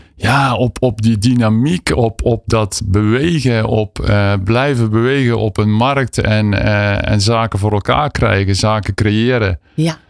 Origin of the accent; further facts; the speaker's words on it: southern Netherlands, Netherlands; accent: southern; In het zuiden van het land, ja zeker. Dat hoor je ongetwijfeld aan mijn tongval.